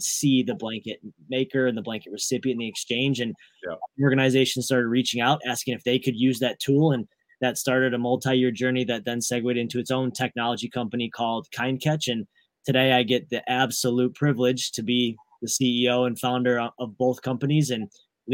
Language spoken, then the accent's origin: English; Michigan, United States; Born and raised in Michigan. So Midwest roots